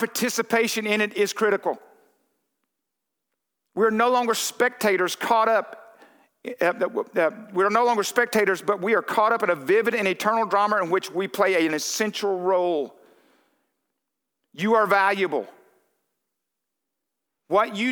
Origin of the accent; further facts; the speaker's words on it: Texarkana, United States; I'm from Texarkana